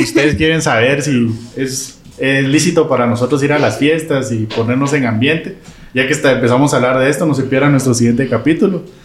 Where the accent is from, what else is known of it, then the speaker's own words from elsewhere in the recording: Quetzaltenango, Guatemala; yo soy de Shela